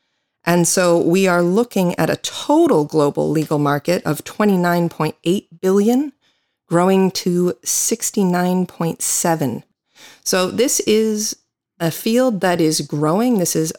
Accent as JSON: {"language": "English", "country": "United States", "said": "I am an American attorney."}